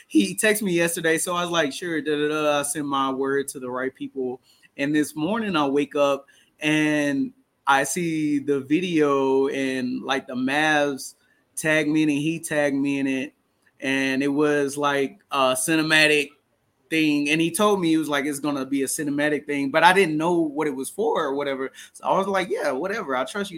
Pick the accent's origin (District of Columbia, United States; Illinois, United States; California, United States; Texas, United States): Texas, United States; Dallas; We're both from Dallas.